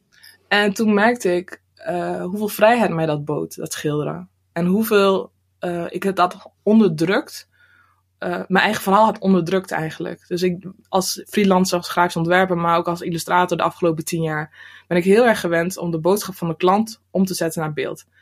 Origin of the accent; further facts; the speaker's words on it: Drenthe, Netherlands; moved away as an adult; also born or lived in Rotterdam; now in near Rotterdam, Netherlands; ik ben geboren en getogen in Drenthe